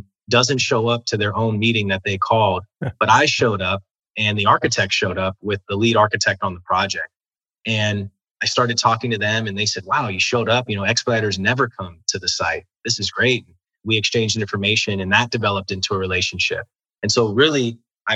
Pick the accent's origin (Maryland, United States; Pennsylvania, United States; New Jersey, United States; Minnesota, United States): Maryland, United States; moved away as an adult; also born or lived in Miami / DC Metropolitan area; I'm from Maryland.